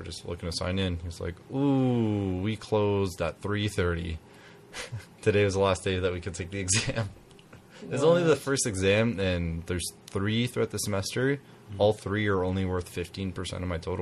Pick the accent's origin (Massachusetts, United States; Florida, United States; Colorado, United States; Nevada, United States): Nevada, United States; Las Vegas; also born or lived in Oregon; I I didn't grow up in Oregon. I grew up in Vegas, but I lived in Oregon